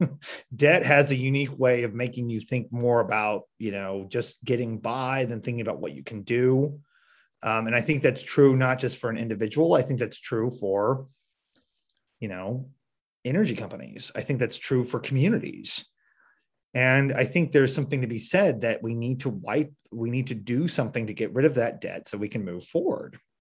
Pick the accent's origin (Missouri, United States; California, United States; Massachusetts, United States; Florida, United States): Missouri, United States; Marshfield; I'm from Marshfield, I'm from southwest part of the state